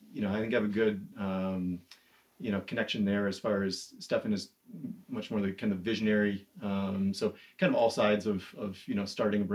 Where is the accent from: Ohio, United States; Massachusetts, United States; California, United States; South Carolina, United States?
Massachusetts, United States; also born or lived in Boston; So from Massachusetts, went to school in Boston for mechanical engineering